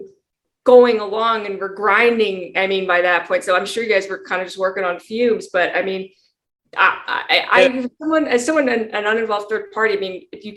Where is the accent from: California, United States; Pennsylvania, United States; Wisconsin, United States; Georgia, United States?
California, United States; San Francisco Bay Area; I'm actually from the Bay Area